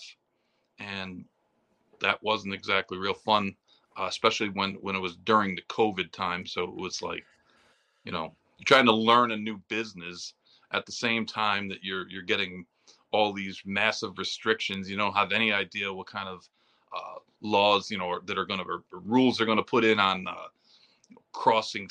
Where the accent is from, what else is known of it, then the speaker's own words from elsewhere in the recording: Saratoga Springs, New York, United States; also born or lived in Arizona; I grew up in Saratoga